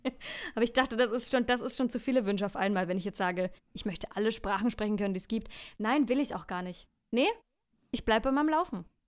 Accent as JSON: {"language": "German", "area": "Franconia", "region": "Bavaria", "country": "Germany", "accent": "Franconian", "said": "mein Dialekt Fränkisch"}